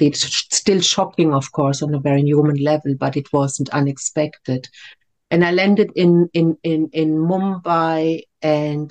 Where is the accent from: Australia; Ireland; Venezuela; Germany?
Germany; moved away as an adult; also born or lived in France / India; now in Devon, United Kingdom; I grew up in Germany